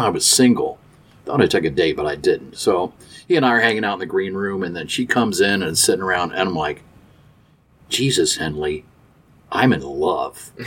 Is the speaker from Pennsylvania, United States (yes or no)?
no; Dayton, Ohio, United States; moved away as an adult; now in Cincinnati, United States; I'm from Dayton